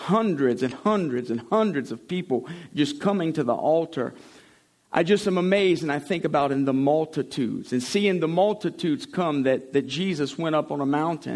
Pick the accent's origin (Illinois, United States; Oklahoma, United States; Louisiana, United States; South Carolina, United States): Louisiana, United States; St. Amant; I'm from Saint-Amand, Louisiana